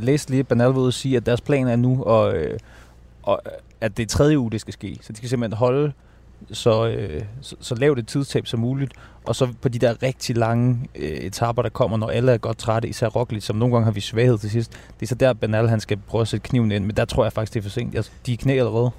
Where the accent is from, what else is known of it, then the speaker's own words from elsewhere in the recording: Denmark; vi danskere jo mere nordens araber